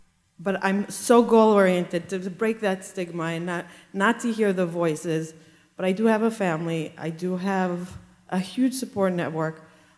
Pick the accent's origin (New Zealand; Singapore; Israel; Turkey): Israel; I grew up in Israel. I can relate to you.